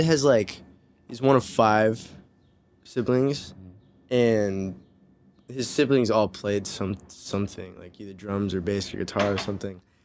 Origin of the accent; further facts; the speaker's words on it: Santa Ana, California, United States; also born or lived in Newport Beach, California; now in Los Angeles, United States; I'm from Santa Ana